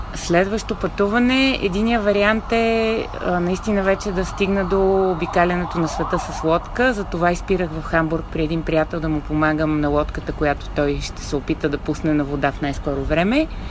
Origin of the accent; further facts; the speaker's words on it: Sofia, Sofia City, Bulgaria; also born or lived in Varna; родителите ми ни изпращаха мен и сестра ми от София във Варна при баба и дядо, откъдето сме родом.